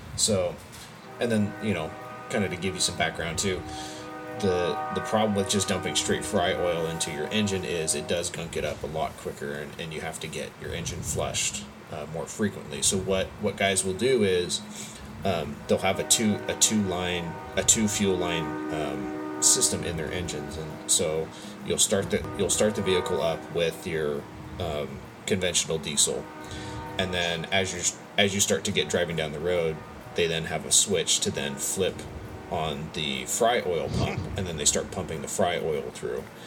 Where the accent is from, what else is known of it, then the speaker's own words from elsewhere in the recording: California, United States; we're from California